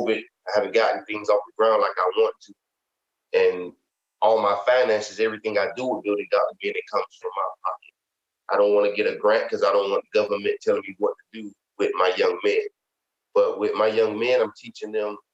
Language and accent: English; Miami, Florida, United States; I grew up in Liberty City